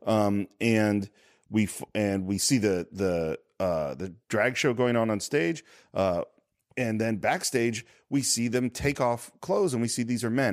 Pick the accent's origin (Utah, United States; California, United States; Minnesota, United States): California, United States; Tiburon; I grew up in San Francisco